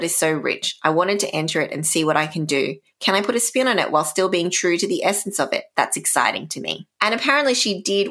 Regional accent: Canberra, Australian Capital Territory, Australia; my hometown, Canberra

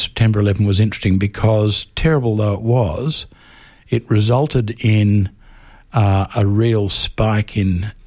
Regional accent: Melbourne, Victoria, Australia; when I was growing up in Melbourne, there was a very sharp rift between Protestants and Catholics.

